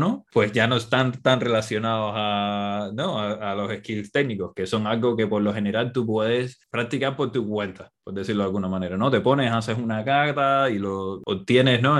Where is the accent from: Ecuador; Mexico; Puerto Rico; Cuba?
Cuba; now in Barcelona, Spain; Yo soy cubano